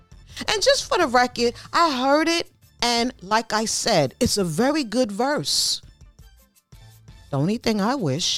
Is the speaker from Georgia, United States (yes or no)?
no; New York City, New York, United States; I'm from Bed-Stuy.